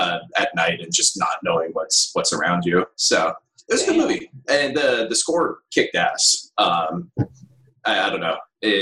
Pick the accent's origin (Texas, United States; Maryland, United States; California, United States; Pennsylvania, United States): California, United States; Fresno; I grew up in Fresno where it gets crazy foggy.